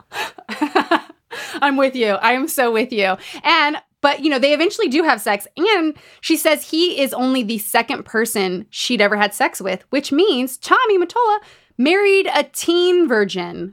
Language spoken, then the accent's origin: English; Utah, United States; Growing up in Utah